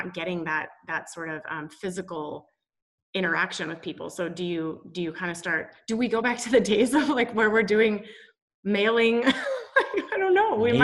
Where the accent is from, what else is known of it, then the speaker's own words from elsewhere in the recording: Boise, Idaho, United States; moved away as an adult; also born or lived in Washington State University, Washington; I was born in Boise, Idaho. So grew up in the Pacific Northwest.